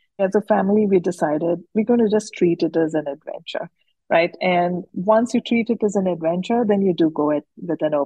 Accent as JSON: {"language": "English", "town": "Udaipur", "region": "Rajasthan", "country": "India", "tie": "born or raised there", "said": "I grew up in Udaipur, which is a small town in Rajasthan."}